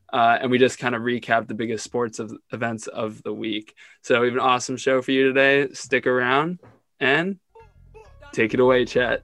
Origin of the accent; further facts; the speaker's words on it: Ontario, Canada; I grew up in Ontario